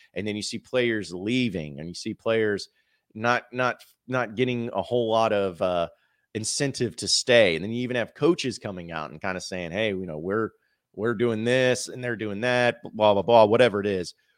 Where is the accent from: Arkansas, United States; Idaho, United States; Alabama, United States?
Arkansas, United States; Fayetteville; also born or lived in Fort Smith, Arkansas; now in Little Rock, United States; I grew up in Fayetteville